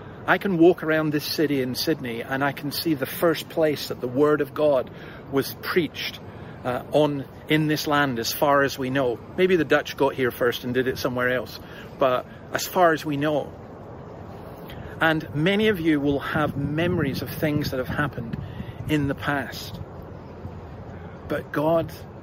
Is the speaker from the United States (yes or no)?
no; Scotland, United Kingdom; moved away; you may have gathered from my accent, I'm not from round here. I'm a Scot and I'm a Scottish Calvinist